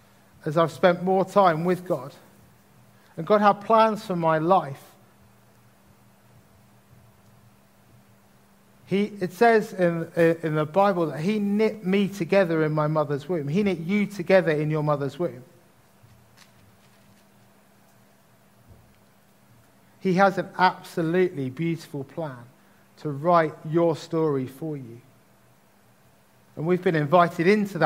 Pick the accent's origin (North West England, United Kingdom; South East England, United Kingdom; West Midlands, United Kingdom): South East England, United Kingdom; Tunbridge Wells; the household I grew up in Tunbridge